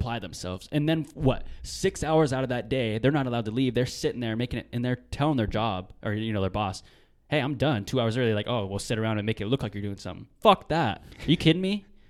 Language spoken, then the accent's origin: English; Marysville, Washington, United States; also born or lived in Tulalip, Washington; I was on the res, and, dude, the res was fun.